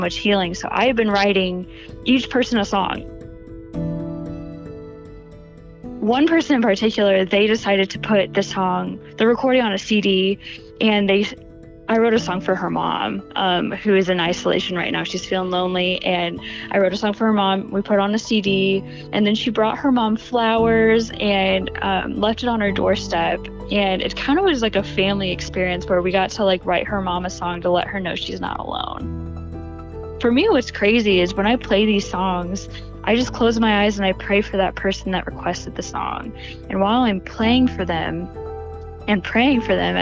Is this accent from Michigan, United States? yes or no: no; Indianapolis, Indiana, United States; I am from Indianapolis, Indiana